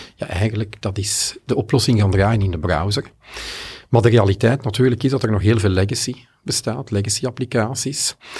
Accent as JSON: {"language": "Dutch", "country": "Belgium", "said": "Ik ben Belg natuurlijk, ik ben hier in Nederland te gast"}